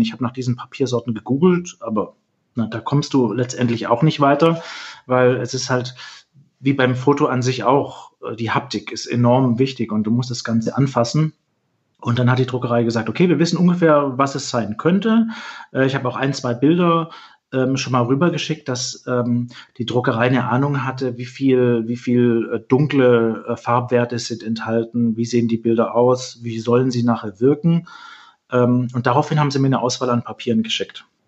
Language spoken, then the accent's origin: German; Swabia, Germany; moved away as an adult; now in Hamburg, Germany; dass ich äh, Süddeutscher bin, aus dem Schwäbischen komme